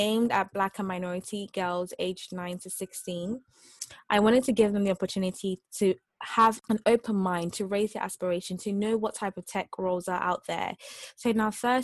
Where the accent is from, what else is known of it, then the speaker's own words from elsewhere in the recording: Nigeria; now in United Kingdom; I'm Nigerian